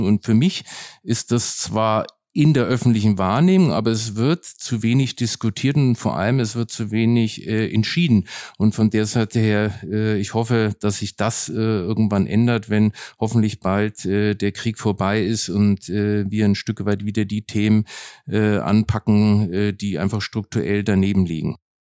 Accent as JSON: {"language": "German", "town": "Nuremberg", "region": "Bavaria", "country": "Germany", "tie": "born or raised there", "moved": "yes", "lives_now": "Berlin, Germany", "said": "Nürnberg bleibt meine Heimatstadt"}